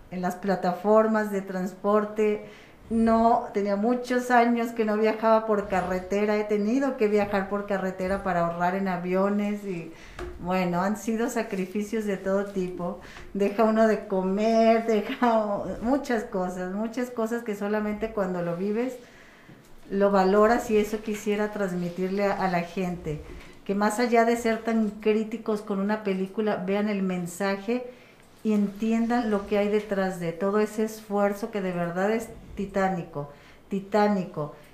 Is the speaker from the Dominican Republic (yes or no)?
no; Mexico; Yo también me dedico a esto, soy gestora de arte y cultura y sé perfectamente lo mal que como sociedad mexicana estamos en este aspecto.